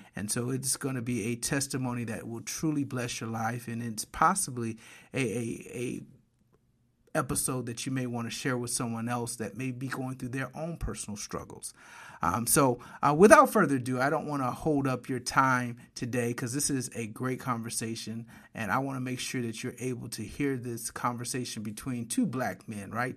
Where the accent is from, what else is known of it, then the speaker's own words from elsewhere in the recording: Flint, Michigan, United States; moved away as an adult; also born or lived in Detroit metro area, Michigan; now in Atlanta, United States; I'm from Michigan. Spent a lot of time, uh, most of my adult career in the Detroit metro area, but grew up in Flint